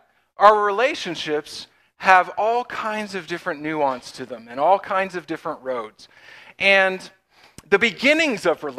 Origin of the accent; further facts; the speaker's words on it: Pennsylvania, United States; But we are from Western PA. Megan was born and raised in Oil City, just down the road. And I am a little bit from all over, but Western PA is home.